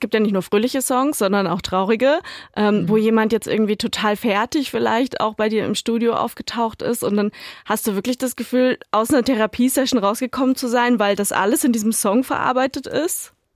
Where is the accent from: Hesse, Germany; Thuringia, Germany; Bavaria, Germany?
Thuringia, Germany; Erfurt; meine Heimat Erfurt